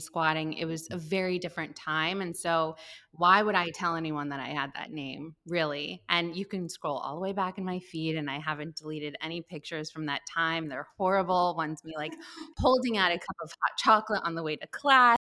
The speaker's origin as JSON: {"language": "English", "area": "Westchester", "region": "New York", "country": "United States", "tie": "born or raised there", "said": "I grew up in the Northeast in Westchester"}